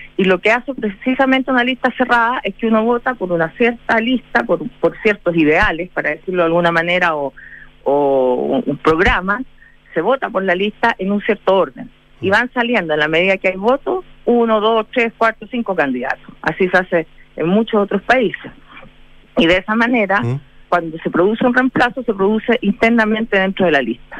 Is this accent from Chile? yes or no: yes; Chile; como chilenos